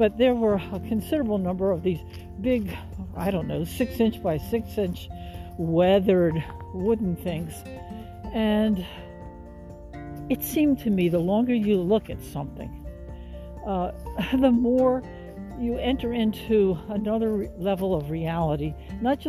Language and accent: English; Washington, District of Columbia, United States; moved away; also born or lived in Texas; I was born and raised in Washington, D.C.